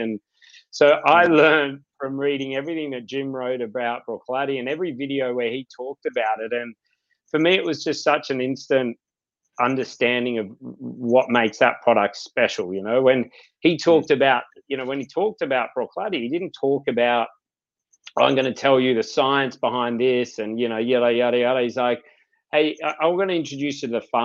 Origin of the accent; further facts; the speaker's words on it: Byron Bay, New South Wales, Australia; I grew up here in Byron Bay.